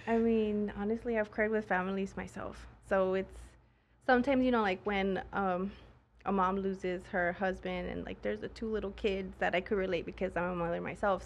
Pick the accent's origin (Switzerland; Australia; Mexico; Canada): Mexico; moved away; I'm actually from Mexico.